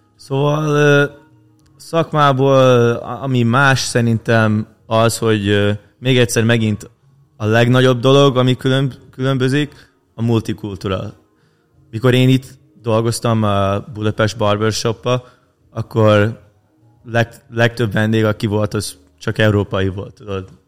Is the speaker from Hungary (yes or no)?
no; Canada; kint nálunk Kanadában